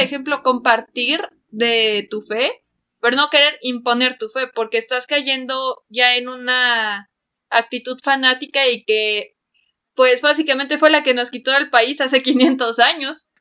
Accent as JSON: {"language": "Spanish", "country": "Mexico", "said": "nuestra sociedad mexicana"}